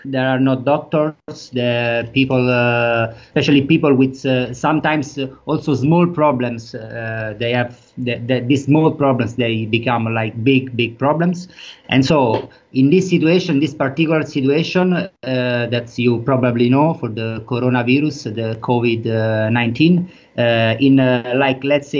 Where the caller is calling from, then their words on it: Rome, Lazio, Italy; English is a second language; I'm speaking from Rome, that is the biggest city in Italy.